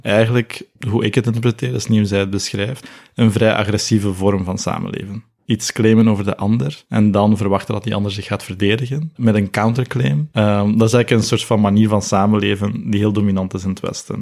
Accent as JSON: {"language": "Dutch", "country": "Belgium", "tie": "born or raised there", "also_born_or_lived": "Nepal", "first_language": "Nepali", "said": "ik hier eigenlijk in België met eh, witte ouders ben opgegroeid"}